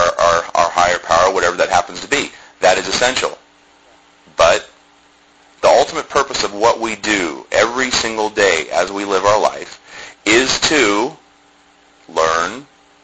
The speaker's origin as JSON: {"language": "English", "town": "Columbus", "region": "Ohio", "country": "United States", "tie": "born or raised there", "said": "I grew up in Columbus, Ohio"}